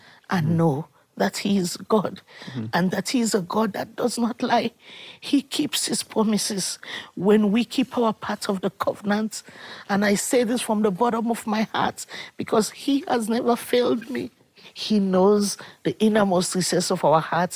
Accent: Sierra Leone; I come from Sierra Leone, and my country had a war for 12 years

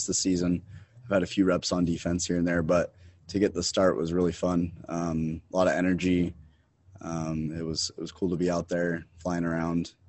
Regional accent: Salt Lake City, Utah, United States; also born or lived in Pittsburgh, Pennsylvania; I'm from Salt Lake City, Utah. I went to Highland High School.

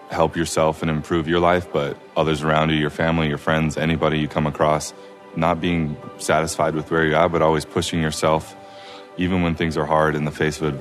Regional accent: Provo, Utah, United States; I am from Provo, Utah

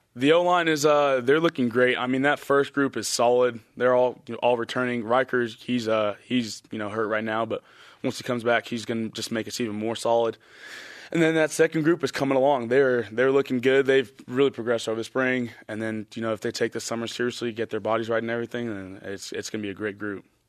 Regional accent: Texas, United States; moved away; we're both from Texas

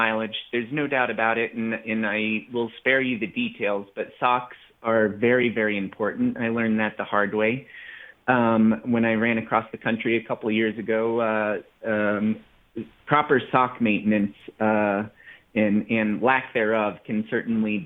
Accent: the Rockies, United States; I grew up in the Rockies

